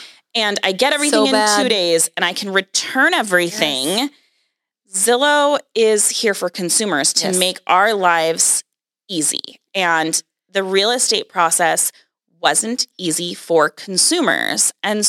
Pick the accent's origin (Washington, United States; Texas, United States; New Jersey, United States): Washington, United States; Seattle; I grew up in Seattle. I moved to Seattle when I was two.